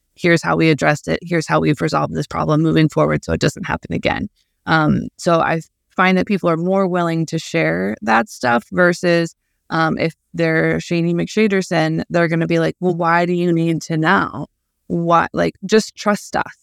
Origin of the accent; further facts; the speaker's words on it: Midwest, United States; as a Midwesterner, I, uh, that has a somewhat background in agriculture